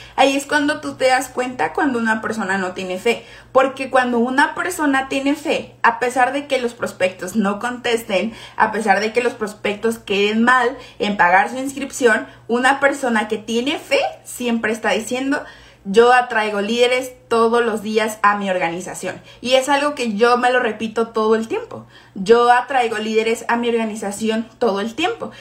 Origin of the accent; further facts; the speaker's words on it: Guadalajara, Jalisco, Mexico; yo soy de Guadalajara